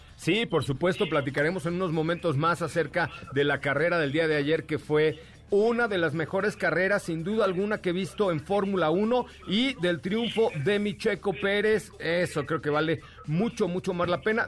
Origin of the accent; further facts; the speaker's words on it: Mexico; como mexicano